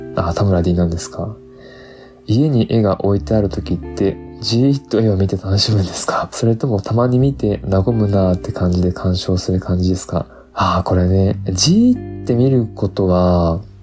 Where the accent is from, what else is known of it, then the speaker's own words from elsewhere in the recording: Tottori, Japan; moved away; also born or lived in Osaka; 僕は鳥取出身